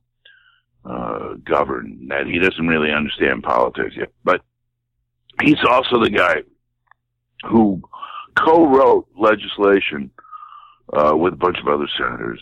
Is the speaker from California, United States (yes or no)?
no; Wisconsin, United States; I grew up in Wisconsin, so I have those Midwestern values